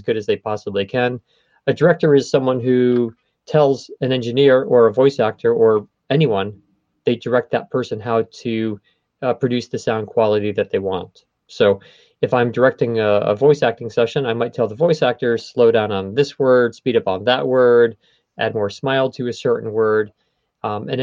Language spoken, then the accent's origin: English; New York City, New York, United States; I'm from Queens